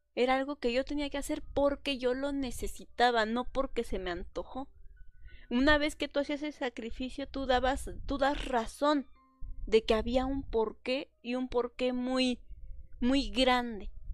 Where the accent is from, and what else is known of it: Mexico; born or raised there; moved away